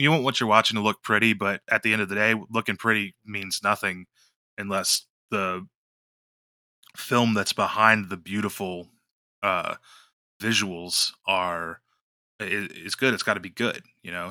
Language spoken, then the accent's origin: English; West Virginia, United States; I'm from West Virginia